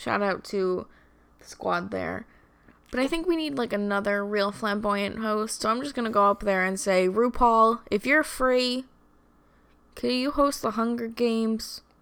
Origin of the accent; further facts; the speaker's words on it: Long Island, New York, United States; We're just trash from Long Island